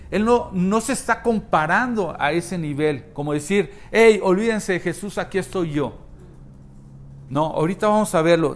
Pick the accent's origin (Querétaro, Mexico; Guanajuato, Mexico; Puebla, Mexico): Querétaro, Mexico; nacimos aquí, vivimos aquí, disfrutamos de lo que hay aquí